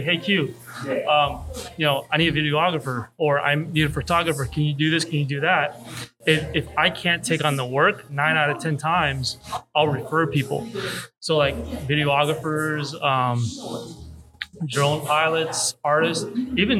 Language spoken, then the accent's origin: English; Hollywood, Florida, United States; now in Orlando, United States; I was raised in South Florida